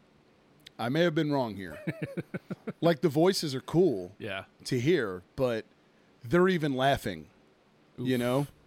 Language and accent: English; Philadelphia, Pennsylvania, United States; I'm from Philly